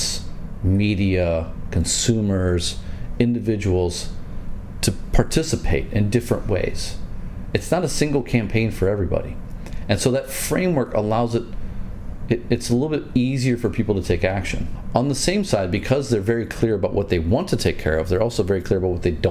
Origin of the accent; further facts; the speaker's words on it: United States; moved away as an adult; now in China; I'm American. Yeah. And I spent a year back home last year.